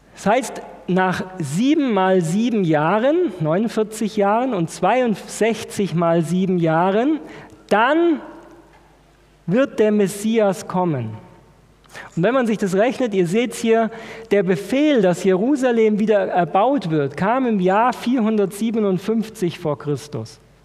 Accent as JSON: {"language": "German", "country": "Germany", "said": "wir als Deutsche"}